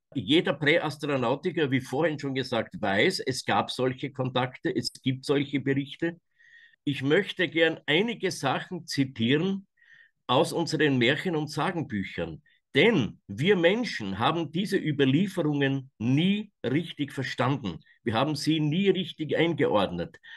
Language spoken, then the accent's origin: German; Austria; aus meiner Heimat, dem Nordwald. Das ist ganz oben in Österreich